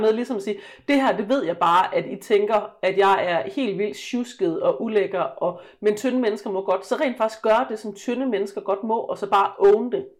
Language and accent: Danish; West Jutland, Central Denmark Region, Denmark; jeg voksede op i Vestjylland